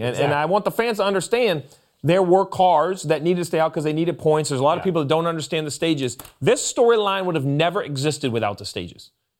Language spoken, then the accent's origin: English; Maine, United States; moved away; today we're heading to my home state, everyone, the state of Maine